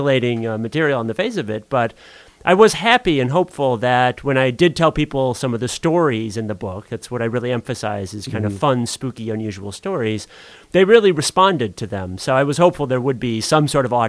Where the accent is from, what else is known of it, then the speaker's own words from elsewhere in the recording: Sioux Falls, South Dakota, United States; I grew up on the North End, down by the cathedral over there